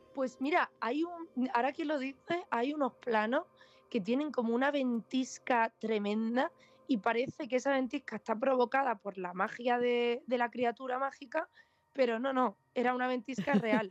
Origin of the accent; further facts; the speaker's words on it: Vega de Granada, Andalusia, Spain; moved away as an adult; also born or lived in Los Angeles, United States; vuelvo a la Vega de Granada, donde yo crecí, donde pasé mi infancia, mi adolescencia